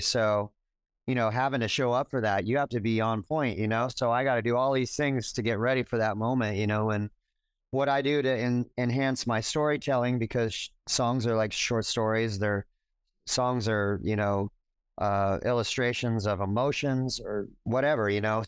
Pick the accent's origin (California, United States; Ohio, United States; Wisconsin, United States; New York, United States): California, United States; Orange County; also born or lived in Los Angeles; I'm a native Californian. I, you know, I was born in L A. I grew up in Orange County